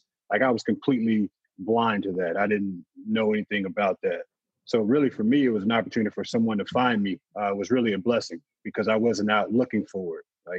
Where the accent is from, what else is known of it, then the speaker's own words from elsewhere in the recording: Midwest, United States; So I'm from the Midwest.